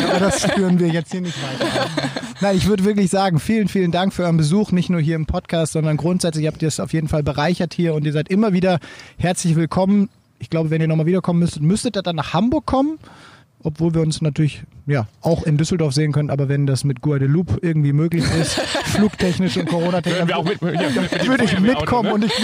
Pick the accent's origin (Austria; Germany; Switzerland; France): Switzerland; gerade als, als, als Schweizerin, das hat mir immer imponiert